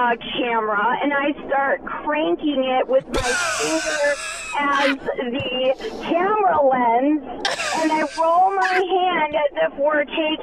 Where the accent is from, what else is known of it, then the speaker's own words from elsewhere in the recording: Franklin, Wisconsin, United States; And that's why I was embarrassed to say I'm from Franklin, because everyone's so angry there.